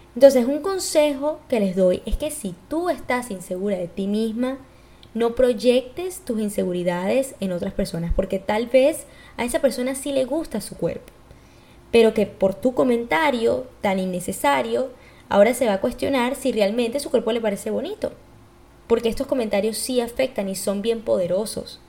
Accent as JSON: {"language": "Spanish", "country": "Venezuela", "said": "yo, como soy de Venezuela"}